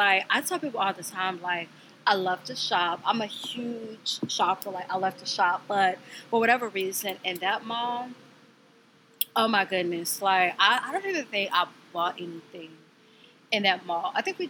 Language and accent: English; Midwest, United States; we're from the Midwest